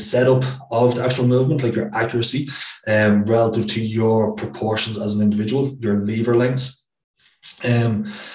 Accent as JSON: {"language": "English", "town": "Dublin", "region": "Leinster", "country": "Ireland", "moved": "as an adult", "said": "I'm from Dublin like yourself"}